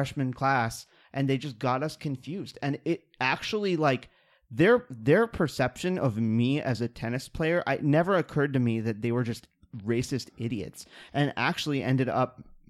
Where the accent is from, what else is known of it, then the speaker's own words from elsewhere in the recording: Kansas City, Missouri, United States; I grew up in Kansas City.